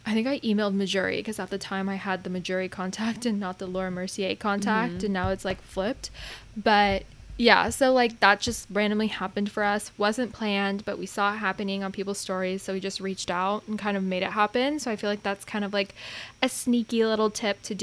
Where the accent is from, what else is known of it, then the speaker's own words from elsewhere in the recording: West Coast, United States; we're from the West Coast